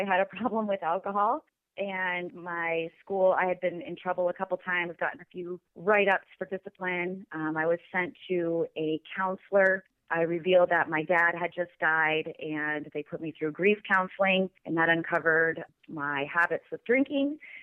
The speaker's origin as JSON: {"language": "English", "region": "Pacific Northwest", "country": "United States", "said": "I'm from the Pacific Northwest. I live in Washington State"}